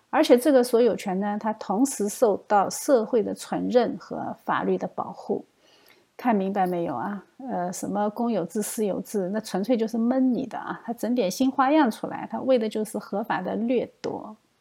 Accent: China; 我们中国人

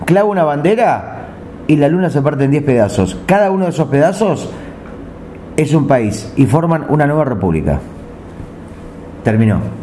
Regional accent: Uruguay; soy uruguayo

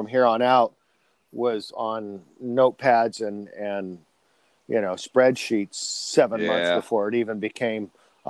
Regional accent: California, United States; So, I grew up in the San Joaquin Valley. San Joaquin Valley is very dry.

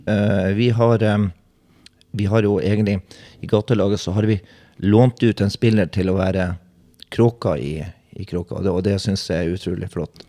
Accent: Bodø, Nordland, Norway; moved away; jeg kommer fra Bodø

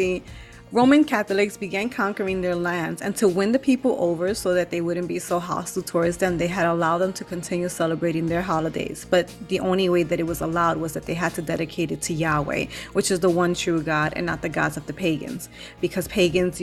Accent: United States

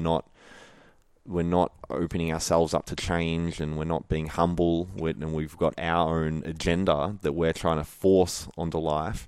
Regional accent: Melbourne, Victoria, Australia; also born or lived in Wandin, Victoria; I was born and raised in Melbourne

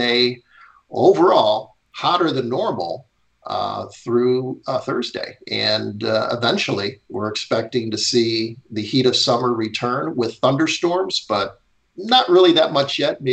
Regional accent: Chicago, Illinois, United States; moved away; I grew up in Chicago

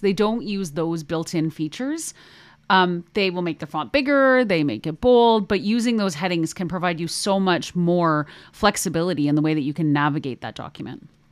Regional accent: Canada; accent: Canadian; hear my Canadian about there

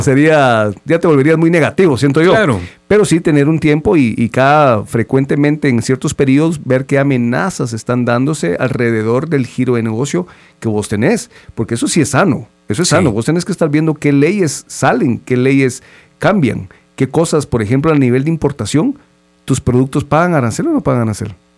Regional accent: Guatemala; como guatemaltecos

